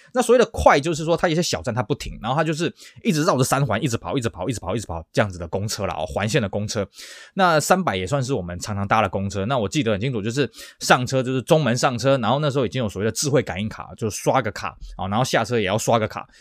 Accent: Taiwan; also born or lived in Beijing; 我们台湾人

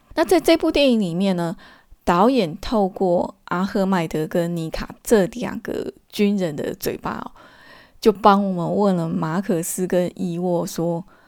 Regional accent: Taiwan; 从我这个台湾人的角度来看

